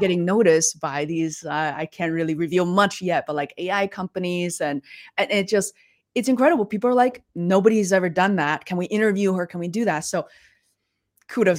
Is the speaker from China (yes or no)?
yes; Beijing, China; moved away; I grew up in Beijing